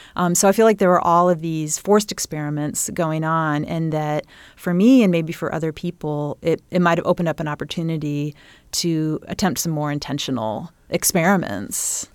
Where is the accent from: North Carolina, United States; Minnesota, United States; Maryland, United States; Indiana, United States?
Indiana, United States; Bloomington; growing up in Bloomington, in that time period